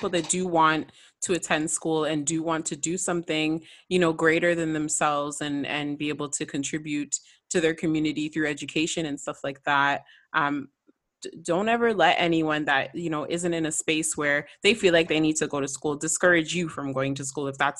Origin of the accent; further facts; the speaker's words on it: Canada; I'm from Canada